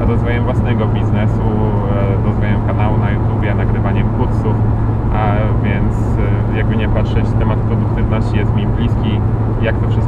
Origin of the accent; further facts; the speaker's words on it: Lubiaszów, Łódź Voivodeship, Poland; moved away; jestem e, z, z małej miejscowości, e, mieszkałem 20 lat pod Łodzią, e, kompletnie w takiej małej miejscowości Lubiaszów, e, pod Piotrkowem Trybunalskim